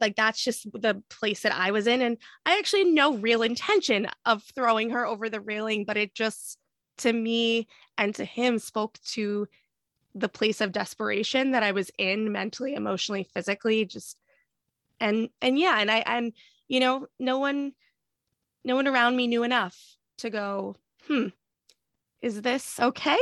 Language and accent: English; New Jersey, United States; moved away as an adult; also born or lived in Boston; we moved from Boston to New Jersey, where I'm from